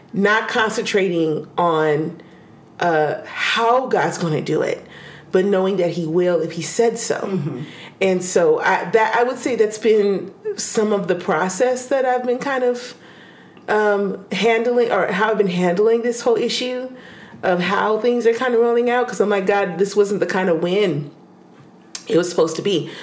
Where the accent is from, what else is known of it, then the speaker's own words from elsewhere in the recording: United States; we as American